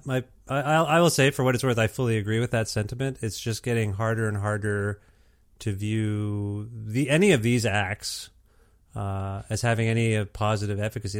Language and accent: English; Canada; I'm first generation, uh, Canadian here